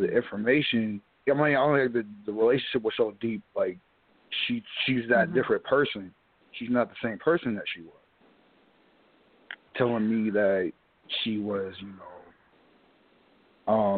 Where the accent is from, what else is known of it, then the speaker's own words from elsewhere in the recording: New Jersey, United States; I'm from Jersey and all that, or Jersey Ave and all